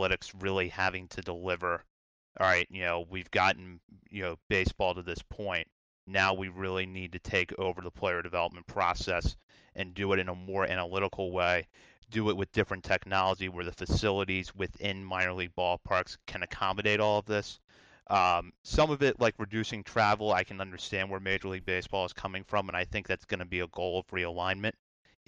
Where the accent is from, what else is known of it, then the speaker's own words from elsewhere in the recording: Hagerstown, Maryland, United States; growing up in Hagerstown